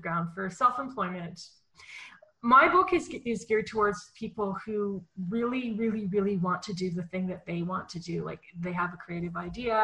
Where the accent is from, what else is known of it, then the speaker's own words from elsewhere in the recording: Winnipeg, Manitoba, Canada; I was born in Winnipeg, Manitoba, Canada, which is in the center of Canada and is known for very cold winters.